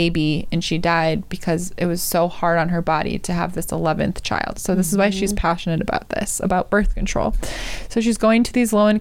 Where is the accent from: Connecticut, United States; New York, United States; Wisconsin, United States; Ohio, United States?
Wisconsin, United States; now in California, United States; my home state of Wisconsin